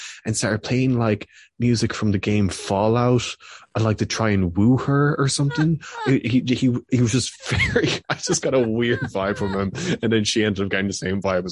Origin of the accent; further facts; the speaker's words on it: Bagenalstown, Leinster, Ireland; I'm just outside Bagnallstown, as it was at the time